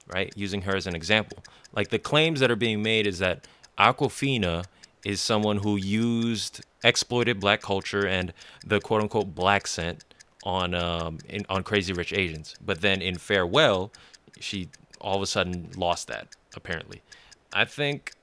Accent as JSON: {"language": "English", "town": "Jersey City", "region": "New Jersey", "country": "United States", "tie": "born or raised there", "said": "I grew up in Jersey City"}